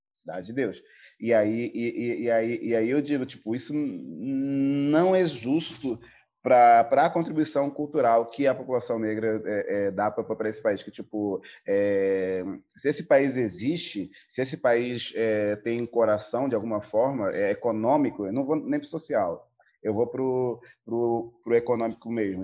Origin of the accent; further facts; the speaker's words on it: Angola; moved away as an adult; also born or lived in South Africa / Portugal; now in Brazil; eu venho de Angola, eu morei um tempo na África do Sul, eu morei um tempo em Portugal, eu cresci com, com, com uma efervescência cultural muito forte, é, principalmente audiovisual, entendeu? Em Angola